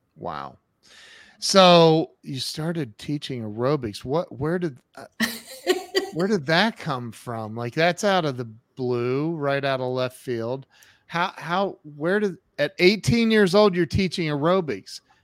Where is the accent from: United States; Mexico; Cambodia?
United States; Ohio; I'm from Ohio